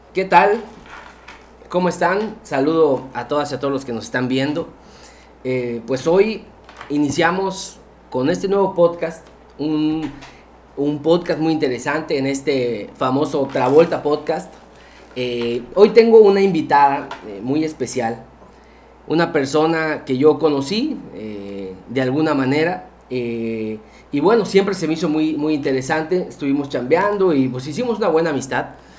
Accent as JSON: {"language": "Spanish", "region": "Campeche", "country": "Mexico", "said": "yo, como cualquier otro campechano"}